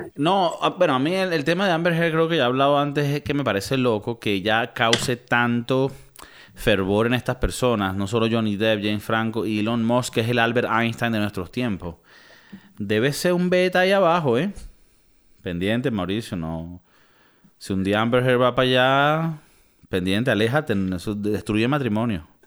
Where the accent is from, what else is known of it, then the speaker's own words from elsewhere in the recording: Venezuela; also born or lived in United States; now in Europe; también somos venezolanos